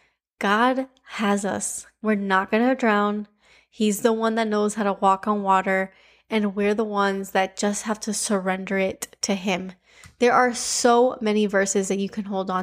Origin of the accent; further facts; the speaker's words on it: Cuba; accent: Cuban; my Cuban accent